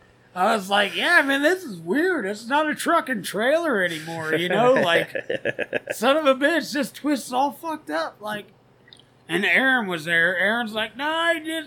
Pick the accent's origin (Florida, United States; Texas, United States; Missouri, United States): Florida, United States; Naples; moved away as an adult; now in Illinois, United States; you lived in the tropics for 22 years, your whole life, Everglades, you know, Naples, Florida